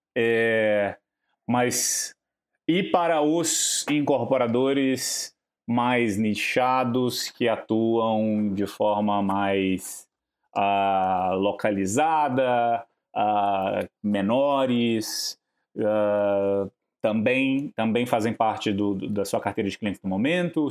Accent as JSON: {"language": "Portuguese", "region": "Minas Gerais", "country": "Brazil", "said": "Eu sou, eu sou de Minas, é, minha cidade era ali encostada no Goiás"}